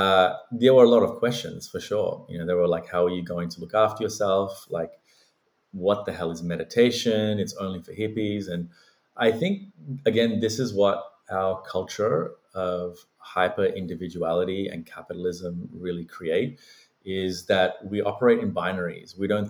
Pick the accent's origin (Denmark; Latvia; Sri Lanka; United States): Sri Lanka; now in Australia; I was born and raised in the Buddhist tradition in Sri Lanka.